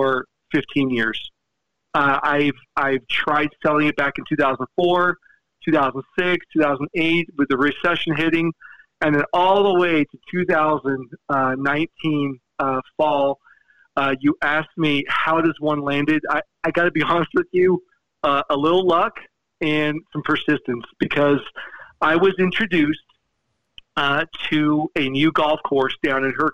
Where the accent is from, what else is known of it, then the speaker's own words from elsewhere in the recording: Fort Lauderdale, Florida, United States; moved away as an adult; now in Utah, United States; when I moved here from South Florida. And growing up, I lived in the mecca of golf. I lived in Fort Lauderdale